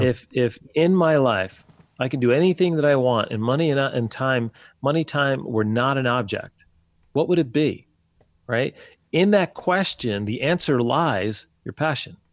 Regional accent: New Jersey, United States; moved away as an adult; now in Wisconsin, United States; I was born and raised in New Jersey

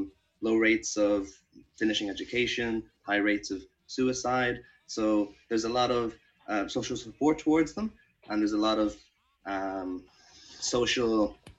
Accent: Ireland; we are all Irish. I mean, I've never lived in England.

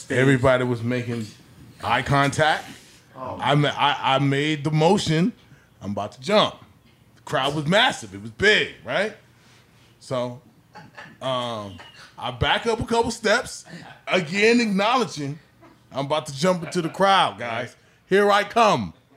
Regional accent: Southern California, United States; coming from Southern California

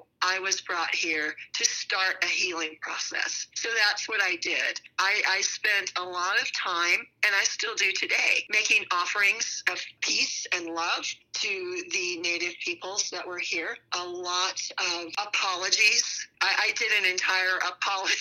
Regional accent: Texas, United States; also born or lived in San Francisco area, California; now in Arizona, United States; growing up in Texas

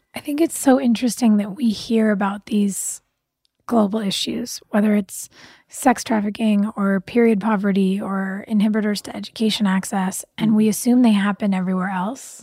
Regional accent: Pasadena, California, United States; I grew up in Pasadena

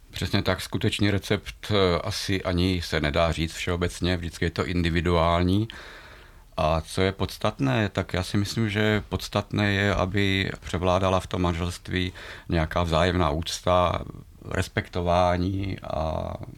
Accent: Slovakia; now in Velké Karlovice, Czech Republic; já jsem Slovák

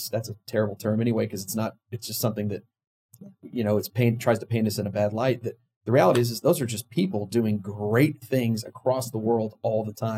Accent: Dallas, Texas, United States; now in Houston, United States; I'm a Dallas guy. I moved from Dallas down to Houston and I didn't know anybody. I didn't know one person in Houston.

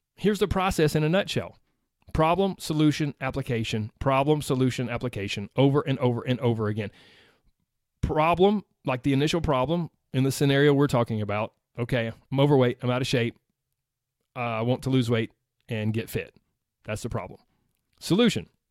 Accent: the South, United States; I grew up in the South, in case you can't tell. I don't feel like I have a strong accent

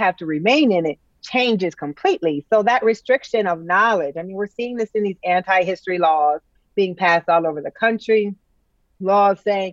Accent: United States; as an American

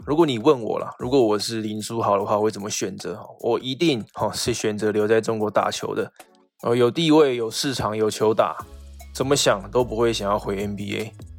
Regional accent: Taiwan; 我们台湾这边

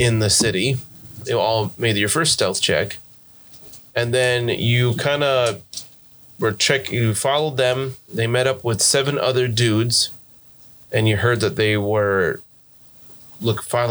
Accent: United States; accent: American; my American accent.

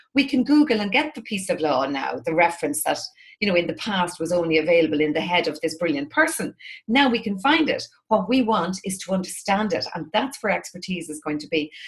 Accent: Drogheda, Leinster, Ireland; my hometown, which is Drogheda in the northeast of Ireland

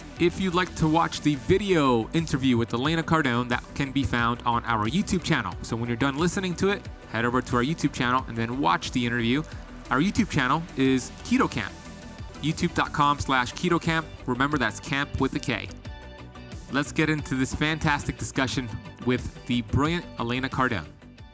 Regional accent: Miami, Florida, United States; with my story growing up here in Miami, addicted to drugs and bad habits.

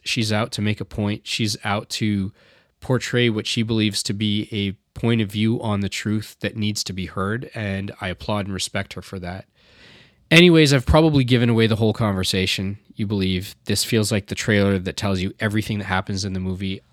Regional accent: Edmonton, Alberta, Canada; moved away; also born or lived in Toronto; I was born and raised, I grew up here, I grew up in Edmonton, then I moved to Toronto.

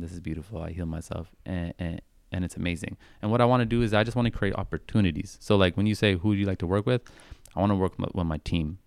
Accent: Vancouver, British Columbia, Canada; growing up in Vancouver

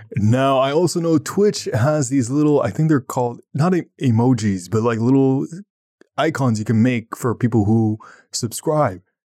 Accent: Ottawa, Ontario, Canada; I'm from Ottawa

